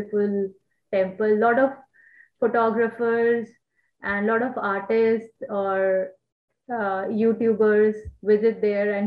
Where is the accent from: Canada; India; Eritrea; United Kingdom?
India; New Delhi, Delhi; moved away as an adult; now in Osaka, Japan; We are from New Delhi